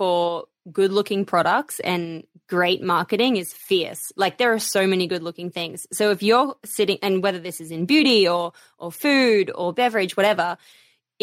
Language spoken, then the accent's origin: English; Australia; Being Australian